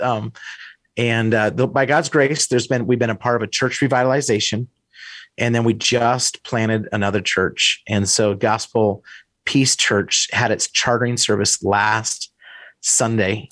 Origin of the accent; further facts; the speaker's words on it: Idaho, United States; moved away as an adult; also born or lived in Wisconsin; I grew up in Idaho